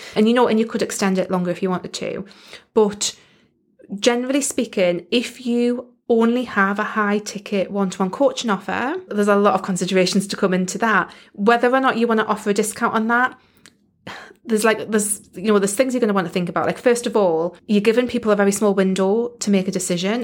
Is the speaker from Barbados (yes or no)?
no; United Kingdom; accent: British; I am in the U K